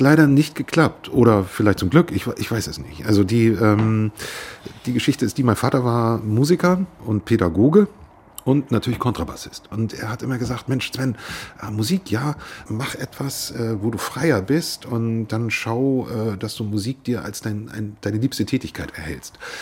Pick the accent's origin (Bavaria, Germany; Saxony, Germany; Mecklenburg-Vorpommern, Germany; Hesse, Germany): Mecklenburg-Vorpommern, Germany; Rostock; Als gebürtiger Rostocker liebe ich das Wasser